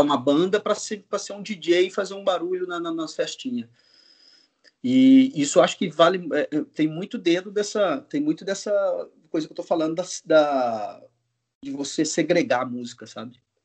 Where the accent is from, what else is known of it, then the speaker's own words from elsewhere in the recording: Goiás, Brazil; also born or lived in Mato Grosso; now in São Paulo, Brazil; vou voltar para Goiás, para Mato Grosso. Sou de Goiás, eu vou para Mato Grosso, meu pai, meus pais estão lá.